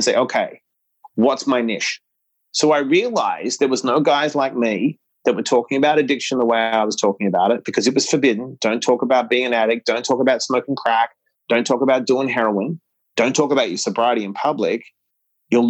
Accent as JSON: {"language": "English", "country": "Australia", "tie": "born or raised there", "moved": "yes", "said": "We grew up in Australia"}